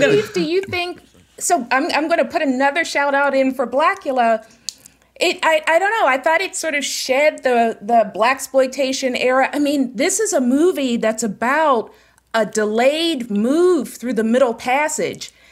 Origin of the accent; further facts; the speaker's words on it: Pittsburgh, Pennsylvania, United States; I am from Pittsburgh, born and raised